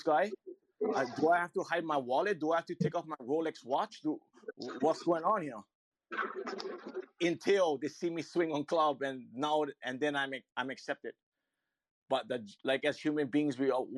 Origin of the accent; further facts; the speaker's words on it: Hawaii, United States; I'm from Hawaii